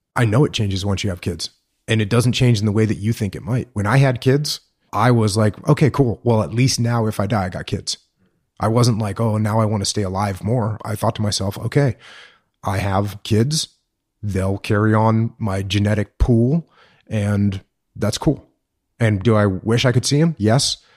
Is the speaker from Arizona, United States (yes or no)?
no; Maine, United States; born or raised there; moved away as an adult; also born or lived in San Diego, California